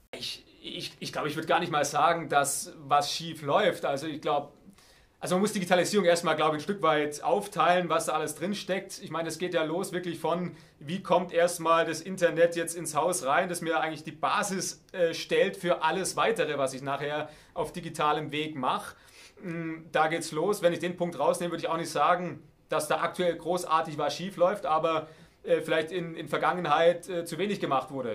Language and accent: German; Heidenheim district, Baden-Württemberg, Germany; ich komme aus dem Landkreis Heidenheim